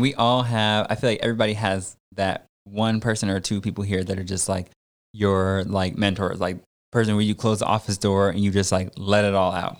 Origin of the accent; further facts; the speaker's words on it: Connecticut, United States; I grew up in Connecticut